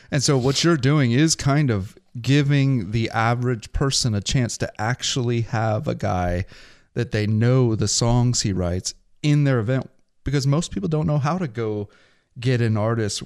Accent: Pacific Northwest, United States; accent: Pacific Northwest; we both speak Pacific Northwest.

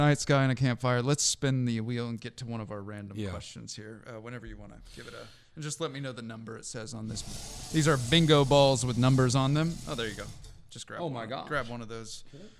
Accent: Seattle, Washington, United States; I grew up in Seattle

